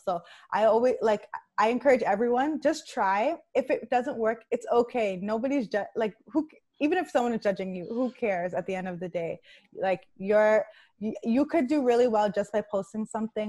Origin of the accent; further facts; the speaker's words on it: Nigeria; I'm Nigerian